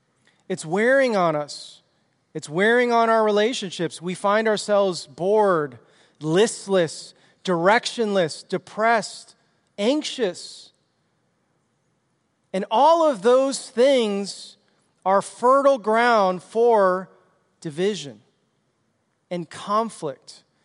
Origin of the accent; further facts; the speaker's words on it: Chicago, Illinois, United States; I was like from Chicago. I grew up on the streets and was just roving around the streets, getting into trouble.